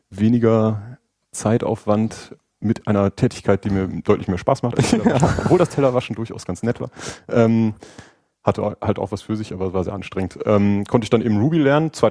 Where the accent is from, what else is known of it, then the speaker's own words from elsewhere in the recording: Oldenburg, Lower Saxony, Germany; now in Cologne, Germany; Ich komme nämlich eigentlich aus Oldenburg, nicht aus Köln ähm, und dort ging das.